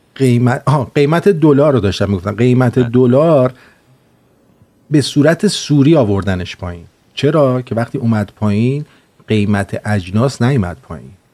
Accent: Iran; moved away; ما هم اونجا زندگی کردیم یعنی اینکه ما اونجا زندگی کردیم و دیدیم شرایط رو الان هم که اومدیم بیرون

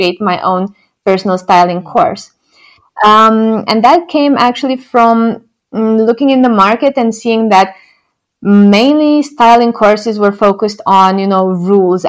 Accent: Romania; moved away as an adult; now in Netherlands; when I was growing up in Romania

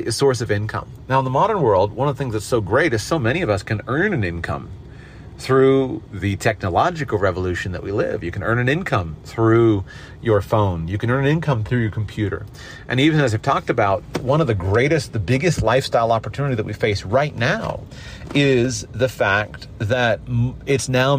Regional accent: United States; I'm an American, hold an American passport

